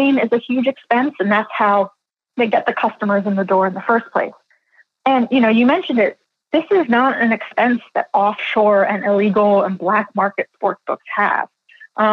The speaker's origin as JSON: {"language": "English", "town": "Philadelphia", "region": "Pennsylvania", "country": "United States", "moved": "yes", "said": "I'm originally from Philadelphia"}